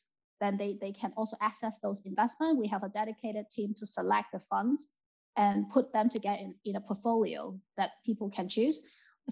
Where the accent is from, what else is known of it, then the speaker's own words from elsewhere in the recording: Hong Kong; now in United Kingdom; I'm from Hong Kong, I'm Chinese